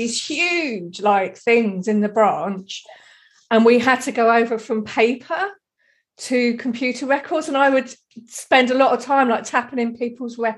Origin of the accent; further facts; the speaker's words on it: Deal, South East England, United Kingdom; I'm from Kent. And we're just sort of down in the corner. Like I could see France from where I grew up, like, on the beach at Deal.